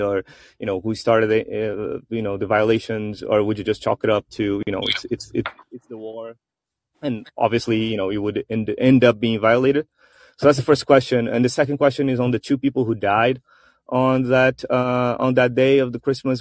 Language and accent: English; Brazil; now in United States; here in Brazil, which is my home country. I do reside in the U.S.